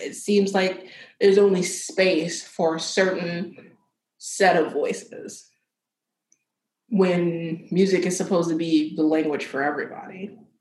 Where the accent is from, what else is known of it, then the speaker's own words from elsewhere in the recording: Philadelphia, Pennsylvania, United States; moved away as an adult; also born or lived in the South; now in Philadelphia, United States; I grew up in Philadelphia.